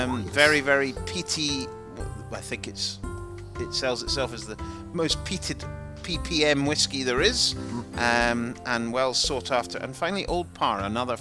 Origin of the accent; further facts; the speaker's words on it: Helensburgh, Scotland, United Kingdom; not far from where I'm from Helensburgh.